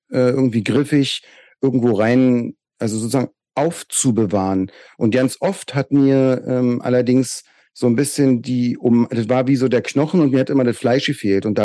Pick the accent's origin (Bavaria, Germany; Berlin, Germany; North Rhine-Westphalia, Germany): Berlin, Germany; Köpenick; Ich erinnere mich, dass wir am Schlossplatz bei uns in Köpenick, die, damals gab es ja noch gar nicht so richtig Gras